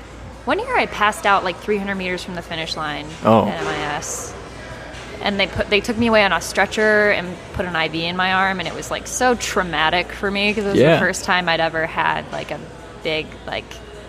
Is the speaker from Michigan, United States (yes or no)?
yes; Croswell, Michigan, United States; So I was raised, born and raised in Croswell, was there all through my, K through 12 experience.